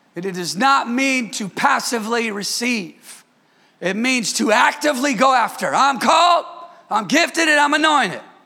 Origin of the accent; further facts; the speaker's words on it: Bay Area, California, United States; moved away as an adult; I'm from the Bay Area